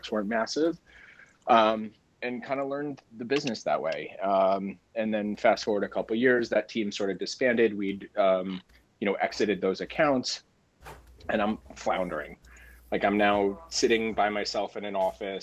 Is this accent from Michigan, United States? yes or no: no; Ridgewood, New Jersey, United States; the area that I grew up in Ridgewood